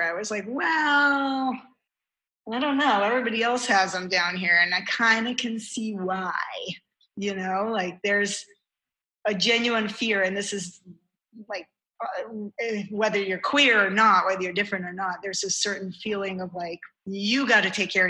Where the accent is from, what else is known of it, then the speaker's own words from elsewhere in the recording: New York City, New York, United States; moved away as an adult; also born or lived in Lincoln, Nebraska; now in Georgia, United States; as a New Yorker, you just sort of want to know where people stand